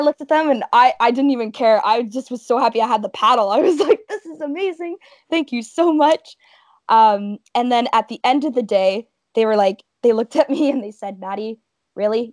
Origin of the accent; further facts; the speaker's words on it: Welland, Ontario, Canada; I'm from Welland, Ontario, which is located in the heart of the Niagara region.